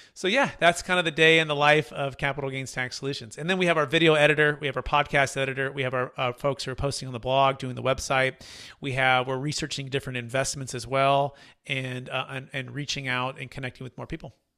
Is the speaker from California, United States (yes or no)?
yes; California, United States; I'm a native from California